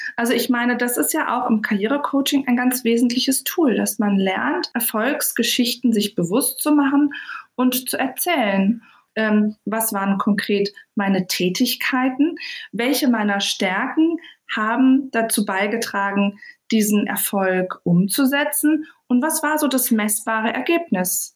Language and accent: German; Berlin, Germany; Ich komme ja aus Berlin